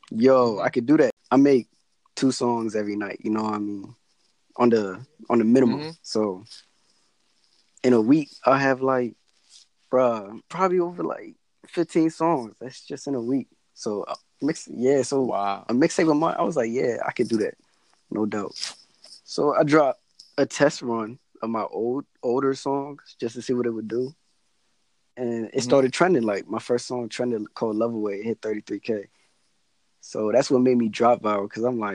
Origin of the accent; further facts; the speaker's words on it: Anne Arundel County, Maryland, United States; I'm from Anne Arundel County